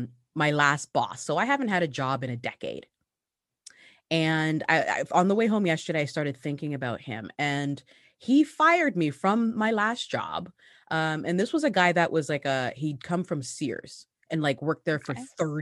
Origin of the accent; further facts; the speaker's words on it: Hamilton, Ontario, Canada; also born or lived in Ghana; Well, I grew up in the Hamilton, Ontario. What up? I'm still here. Actually, no, I'm not still here. I left and then came back. But yeah, I came to Canada on my mother's back. I was born in Ghana, West Africa.